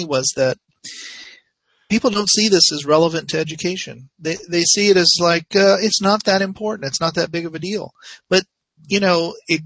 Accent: United States; as an American, as Americans

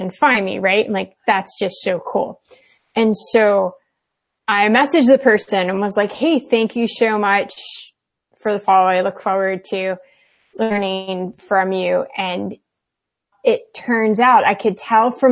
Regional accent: the South, United States; I grew up in the South and it was very Southern conservative

